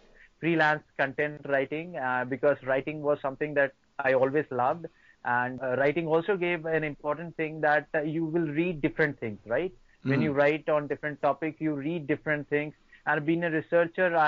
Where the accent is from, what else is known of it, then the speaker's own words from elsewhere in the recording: Singrauli district, Madhya Pradesh, India; I'm from Singrauli district, from Madhya Pradesh state of India